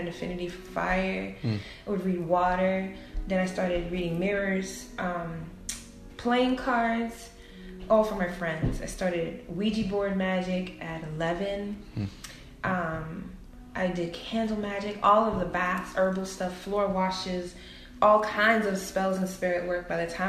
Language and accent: English; Brooklyn, New York, United States; I grew up in Brooklyn, New York.